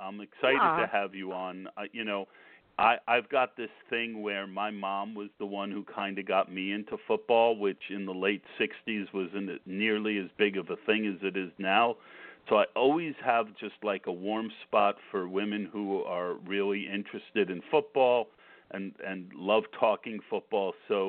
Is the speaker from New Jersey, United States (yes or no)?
yes; New Jersey, United States; moved away as an adult; now in Pennsylvania, United States; I'm actually from New Jersey. But, I've lived in Pennsylvania for 10 years